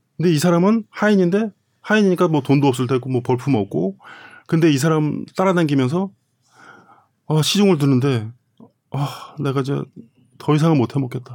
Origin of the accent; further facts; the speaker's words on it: South Korea; moved away as an adult; also born or lived in Germany; now in Copenhagen, Denmark; 저희는 한국 사람이니까